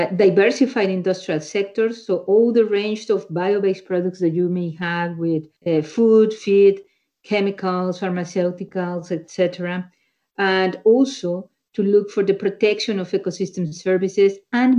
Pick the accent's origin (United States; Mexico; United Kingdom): Mexico; moved away; I'm originally from Mexico